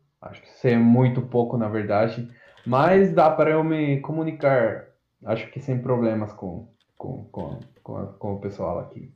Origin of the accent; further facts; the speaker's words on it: Azogues, Cañar, Ecuador; Portuguese is a second language; moved away as an adult; now in Ilha Solteira, Brazil; eu sou estrangeiro, sou do Equador